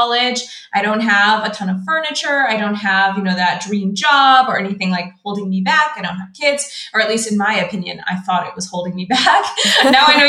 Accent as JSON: {"language": "English", "town": "Seattle", "region": "Washington", "country": "United States", "also_born_or_lived": "China / Vietnam / Tanzania / Australia", "moved": "as an adult", "said": "I'm from Seattle in the US"}